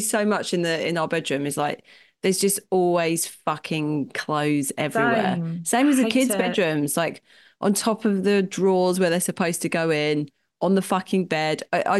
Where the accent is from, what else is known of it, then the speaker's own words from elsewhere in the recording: London, United Kingdom; I grew up in London.